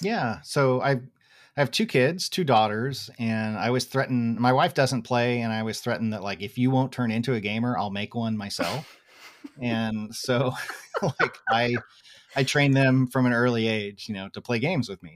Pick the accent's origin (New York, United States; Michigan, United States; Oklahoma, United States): Oklahoma, United States; Tulsa; where I grew up in Tulsa, Oklahoma